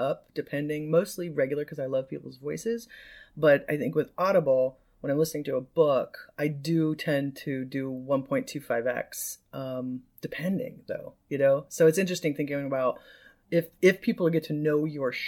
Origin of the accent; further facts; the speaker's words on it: Midwest, United States; now in California, United States; I'm Midwestern Californian now